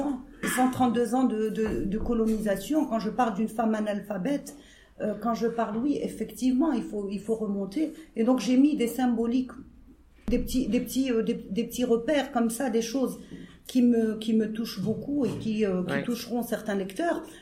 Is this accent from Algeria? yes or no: yes; Algeria; ce qu'on est en tant qu'Algérien